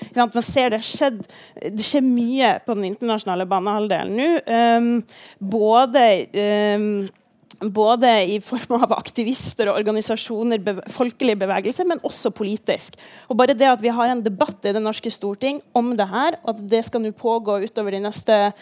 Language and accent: Norwegian; Kirkenes, Troms og Finnmark, Norway; jeg kommer fra Kirkenes